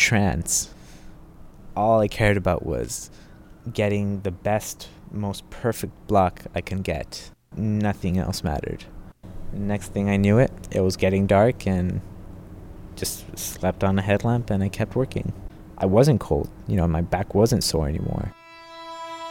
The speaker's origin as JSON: {"language": "English", "town": "Los Angeles", "region": "California", "country": "United States", "tie": "born or raised there", "said": "I'm from Los Angeles, California."}